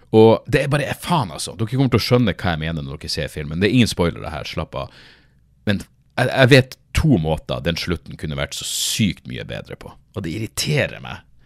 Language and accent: Norwegian; Narvik, Nordland, Norway; moved away; husker jeg være hjemme i Narvik